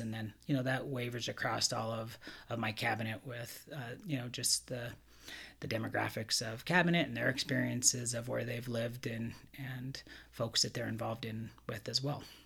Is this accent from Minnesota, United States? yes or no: no; Montana, United States; moved away as an adult; now in California, United States; growing up in Montana, I didn't see much diversity